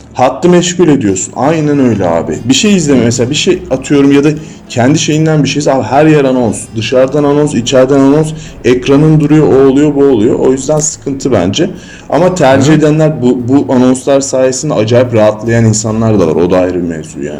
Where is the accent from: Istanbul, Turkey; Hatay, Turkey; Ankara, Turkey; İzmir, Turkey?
Istanbul, Turkey; İstanbul, Üsküdar'a ya da Kadıköy'e döndüğümde